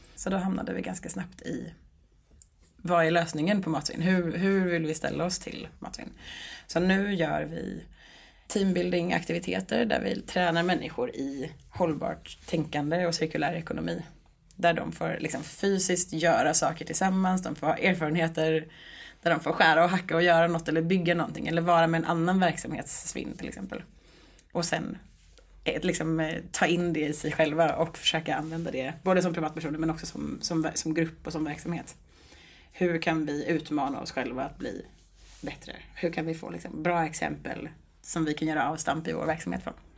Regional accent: Stockholm, Stockholm County, Sweden; moved away as an adult; also born or lived in Sundsvall; now in Gothenburg, Sweden; jag är från Stockholm från början

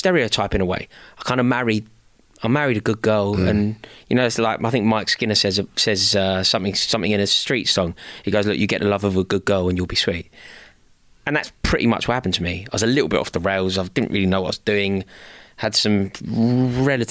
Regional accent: London, United Kingdom; I'm from the city, passionate about being from the city, a proud Londoner, and never ever envisaged me not living in central London

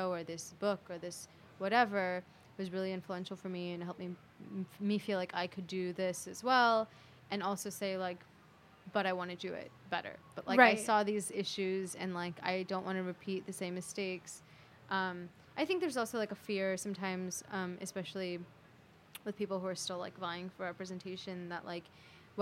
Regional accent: California, United States; now in New York, United States; I am, you know, like, Indian, and I grew up in California

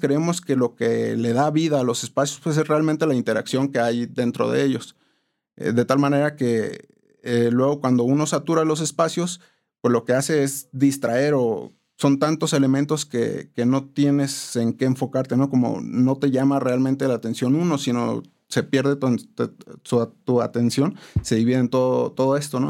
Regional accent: Morelia, Michoacán, Mexico; also born or lived in Tampico, Tamaulipas; nací en la ciudad de Tampico, Tamaulipas, pero, pero ya me considero michoacano, ¿no? Tengo aquí más de 25 años

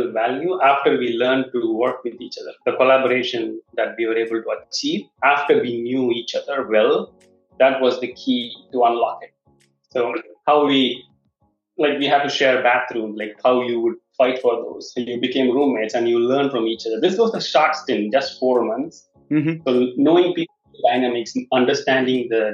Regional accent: Chennai, Tamil Nadu, India; moved away; I was originally from Chennai

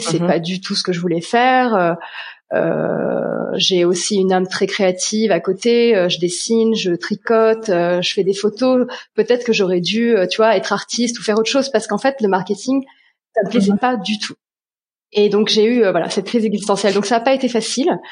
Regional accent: Paris region, Île-de-France, France; moved away as an adult; now in Sweden; je suis originaire de France, euh, région parisienne

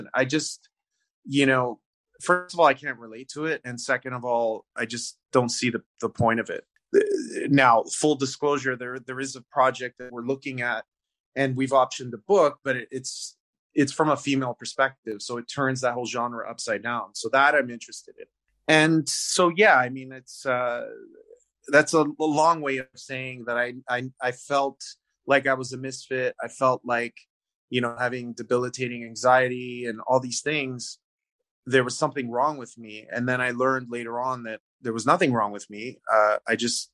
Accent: Canada; I was born in Canada. My heritage or my parents are Italian

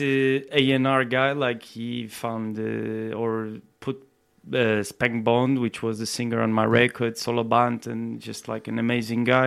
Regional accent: Portugal; moved away as an adult; also born or lived in Brazil; now in United Kingdom; I come from Portugal as well

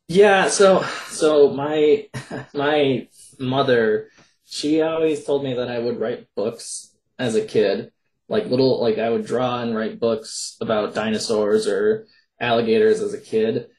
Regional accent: Minnesota, United States; I'm from Minnesota

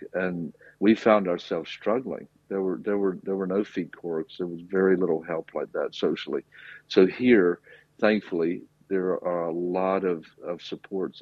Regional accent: rural South, United States; now in Cork, Ireland; I'm from America. I grew up in the rural South.

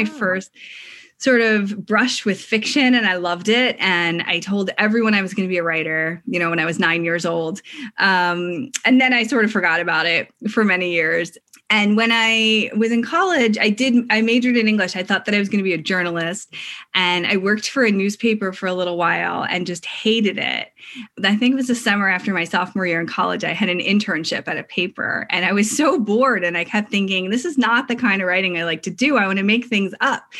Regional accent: Philadelphia, Pennsylvania, United States; I grew up in outside of Philadelphia, a suburb of Philadelphia

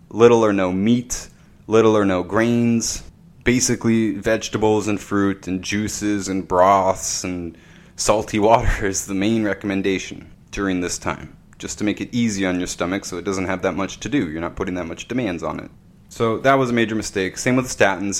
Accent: Canada; I'm from Canada

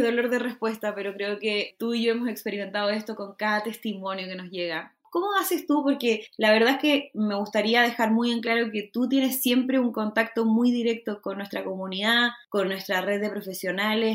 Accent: Chile; estoy como muy chilena hoy, hoy y siempre

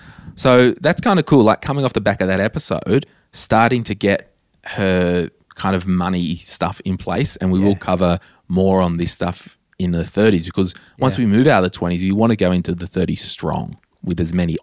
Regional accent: Townsville, Queensland, Australia; born or raised there

